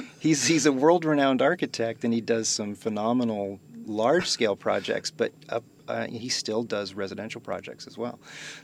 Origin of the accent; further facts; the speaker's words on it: Iowa, United States; moved away as an adult; also born or lived in Kansas / Saratoga, California; So I'm originally from Iowa, and it was either this or you know, farm for the rest of my life.